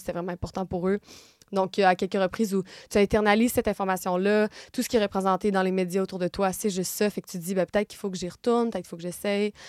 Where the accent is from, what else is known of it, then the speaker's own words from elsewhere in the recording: Gatineau, Quebec, Canada; moved away as an adult; also born or lived in San Francisco; now in Paris, France; Je suis née à Gatineau, c'est une petite ville à deux heures de Montréal